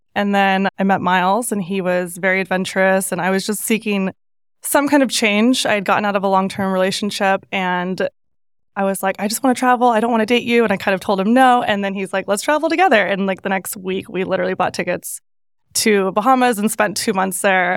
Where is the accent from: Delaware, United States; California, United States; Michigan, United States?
California, United States; Northern; moved away; growing up in Northern California